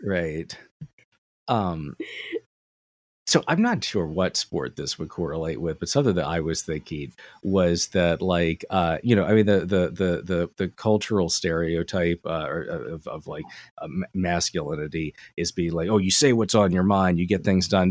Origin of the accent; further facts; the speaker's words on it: Delaware, United States; I'm from Delaware